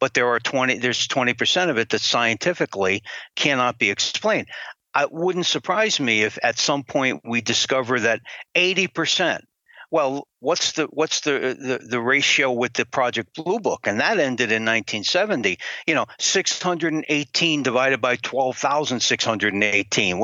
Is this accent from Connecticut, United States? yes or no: yes; Connecticut, United States; My home state of Connecticut